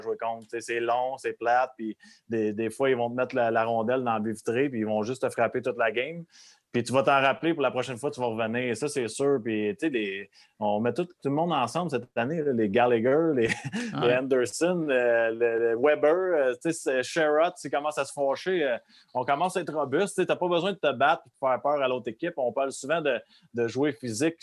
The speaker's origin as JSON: {"language": "French", "town": "Repentigny", "region": "Quebec", "country": "Canada", "said": "moi, je venais de Repentigny"}